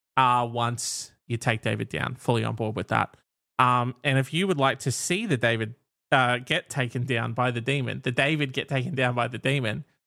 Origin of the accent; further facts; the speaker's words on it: Australia; we're Australian